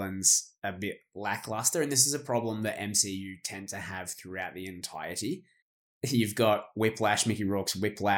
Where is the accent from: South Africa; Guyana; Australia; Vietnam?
Australia; As an Australian